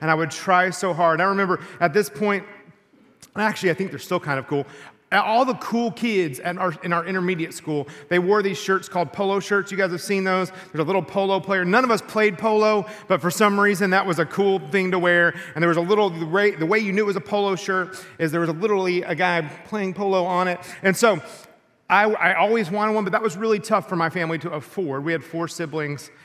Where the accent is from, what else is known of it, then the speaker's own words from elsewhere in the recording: Texas, United States; when I was in sixth grade, where I grew up in Texas